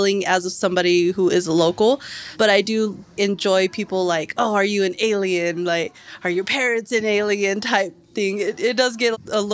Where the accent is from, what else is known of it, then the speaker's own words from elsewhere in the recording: Roswell, New Mexico, United States; Being born and raised here